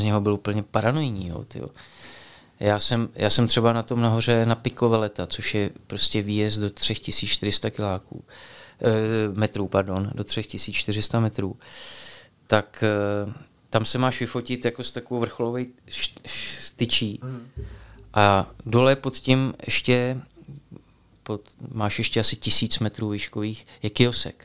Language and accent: Czech; Bohemia, Czechia; u nás v Čechách